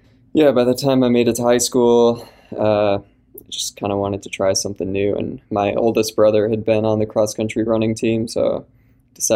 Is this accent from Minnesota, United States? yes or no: yes; Minneapolis, Minnesota, United States; I'm from Minneapolis originally